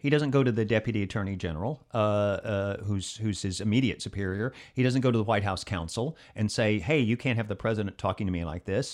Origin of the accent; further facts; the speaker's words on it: Alabama, United States; That's, of course, my home state